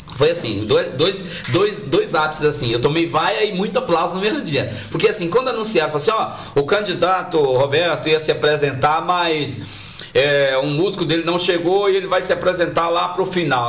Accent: Feira de Santana, Bahia, Brazil; eu nasci no Tomba, mas toda a minha infância eu morei em Humildes e no Aviário

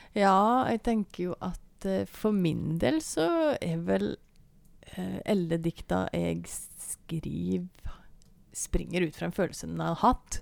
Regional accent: Bø, Vestfold og Telemark, Norway; moved away as an adult; now in Seljord, Norway; jeg er jo eh, børing, da, egentlig. Det hører en sikkert på dialekta òg.

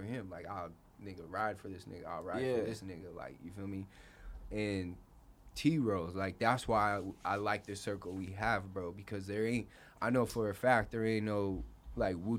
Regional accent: Phoenix, Arizona, United States; I was raised in Sunny Slope

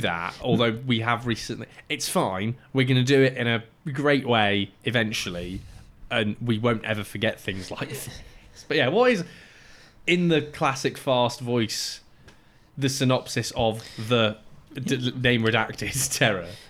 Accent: Cyprus; moved away; where I grew up in Cyprus

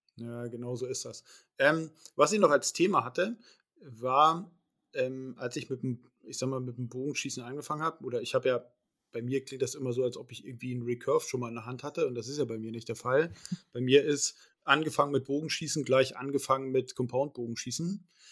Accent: Schleswig-Holstein, Germany; bei uns in Schleswig-Holstein

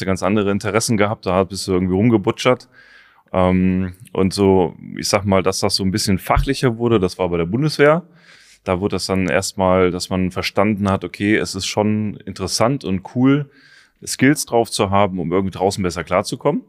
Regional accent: Taunus, Hesse, Germany; ich bin im Taunus groß geworden, da gab es halt nur Wald.

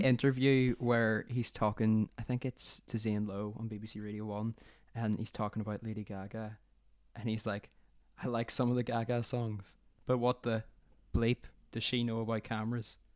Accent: Northern Ireland, United Kingdom; moved away; I'm from Ireland stroke Northern Ireland

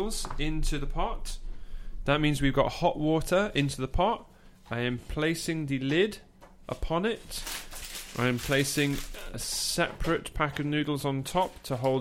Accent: England, United Kingdom; I'm an English countryside bumpkin.

